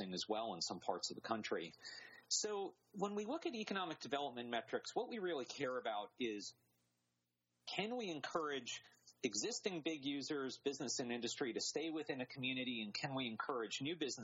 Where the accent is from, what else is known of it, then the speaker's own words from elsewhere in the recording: North Carolina, United States; I'm from North Carolina